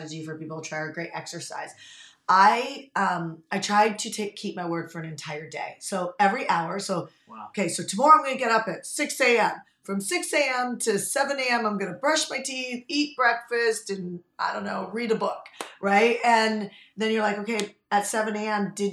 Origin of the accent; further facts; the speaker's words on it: Canada; moved away as an adult; now in United States; I paid foreign national tuition because I'm from Canada.